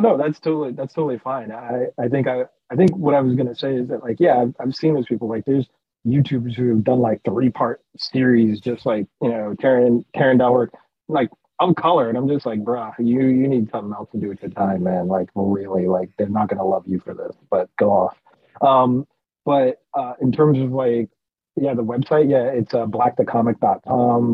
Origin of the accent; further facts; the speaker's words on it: United States; I'm American